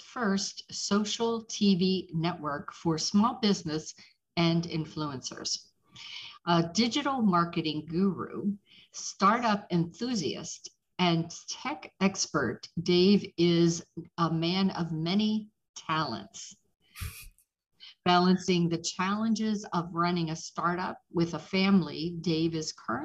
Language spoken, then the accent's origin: English; Pittsburgh, Pennsylvania, United States; moved away; also born or lived in the South; I'm originally from Pittsburgh